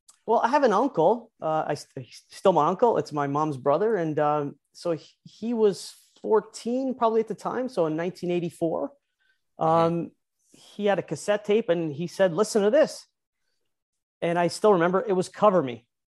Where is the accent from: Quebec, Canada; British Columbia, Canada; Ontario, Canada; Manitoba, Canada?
Ontario, Canada; St. Catharines; Like I said, basically a town called St. Catharines. I was born and raised there.